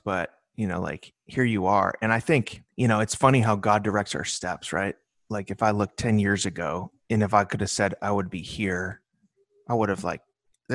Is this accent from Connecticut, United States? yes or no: no; Chicago, Illinois, United States; I grew up in Chicago